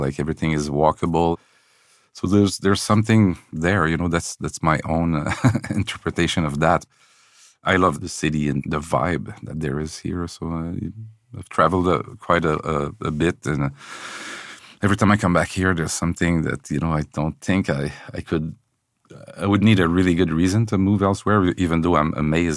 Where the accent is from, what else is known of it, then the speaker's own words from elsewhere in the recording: Quebec City, Quebec, Canada; now in Montreal, Canada; I'm from Quebec City, you know, so I moved here